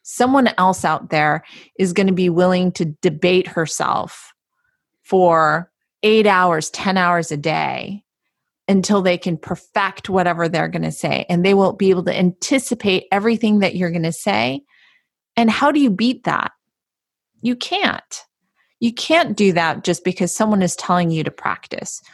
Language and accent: English; Palo Alto, California, United States; I'm from Palo Alto